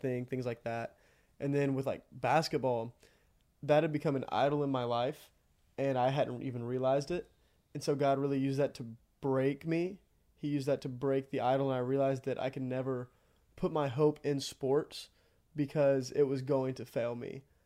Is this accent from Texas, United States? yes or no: yes; Iola, Texas, United States; I'm from Iowa, Texas, about thirty minutes outside of College Station